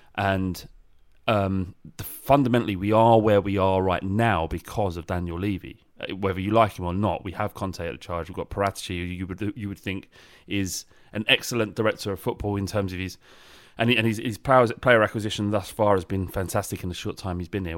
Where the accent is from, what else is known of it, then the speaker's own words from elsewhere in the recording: London, United Kingdom; it is clear that I'm from London or, so it's South East Lon, uh, England